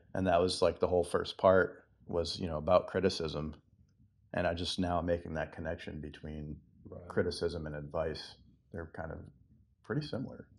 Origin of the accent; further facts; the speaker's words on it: Massachusetts, United States; moved away; I'm from Massachusetts